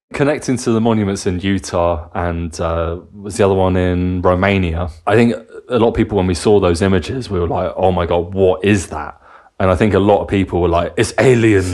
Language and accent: English; England, United Kingdom; moved away as an adult; also born or lived in Cardiff / Bavaria; now in Germany; growing up in England and going to university in Cardiff.